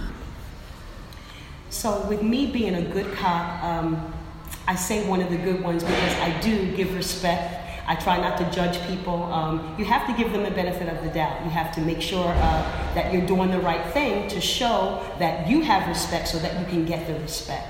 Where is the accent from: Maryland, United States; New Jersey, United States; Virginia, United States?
New Jersey, United States; moved away as an adult; also born or lived in Philadelphia; now in New York, United States; I grew up in New Jersey, South Jersey